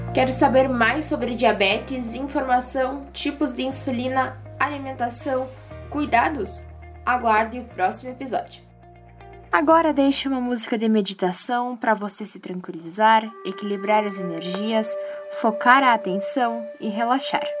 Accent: Erechim, Rio Grande do Sul, Brazil; sou de Erechim, Rio Grande do Sul

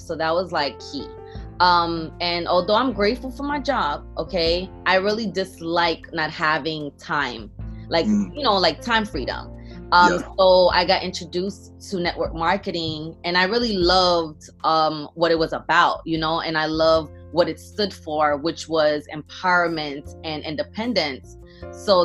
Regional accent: New York City, New York, United States; also born or lived in Port-au-Prince, Haiti; I am from Brooklyn, New York, but I was actually born in Haiti, Port-au-Prince, Haiti. I came here as a young kid. I believe I was second grade, whatever age that was. And I've been, you know, in Brooklyn ever since.

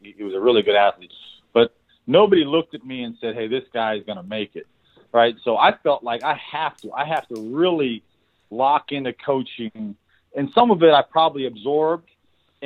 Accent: San Jose, California, United States; I was a skinny white boy from San Jose, California.

